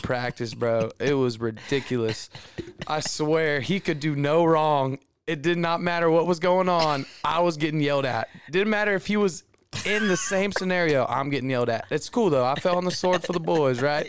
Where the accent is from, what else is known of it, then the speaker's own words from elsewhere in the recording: Houston, Texas, United States; I'm from Houston